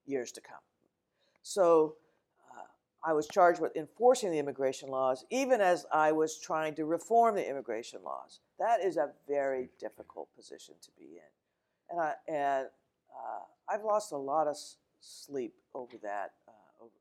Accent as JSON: {"language": "English", "region": "New Mexico", "country": "United States", "tie": "born or raised there", "also_born_or_lived": "Arizona", "moved": "as an adult", "said": "I grew up in New Mexico"}